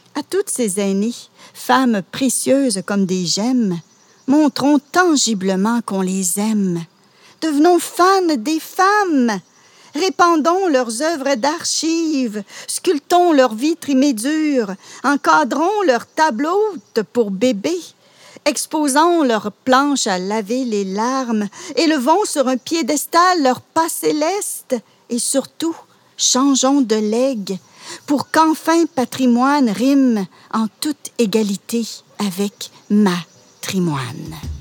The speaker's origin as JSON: {"language": "French", "area": "Laurentides", "region": "Quebec", "country": "Canada", "tie": "born or raised there", "also_born_or_lived": "Outaouais", "moved": "as an adult", "lives_now": "Gatineau, Canada", "said": "je suis originaire, euh, des Laurentides. Et je suis venue dans la région, comme beaucoup, pour, euh, gagner ma vie"}